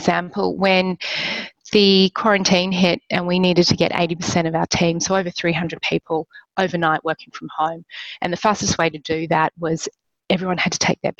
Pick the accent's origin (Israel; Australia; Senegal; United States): Australia; moved away as an adult; now in Philippines; I'm Australian